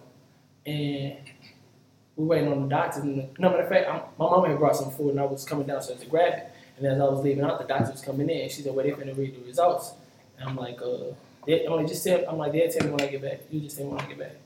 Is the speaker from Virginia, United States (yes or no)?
no; St. Louis, Missouri, United States; moved away; also born or lived in Miami / New Orleans / Dallas; grew up in St. Louis